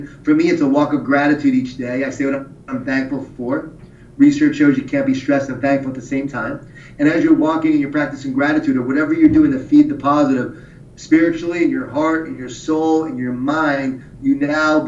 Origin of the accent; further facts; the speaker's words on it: Long Island, New York, United States; I grew up in Long Island, New York, right? Jewish Italian family.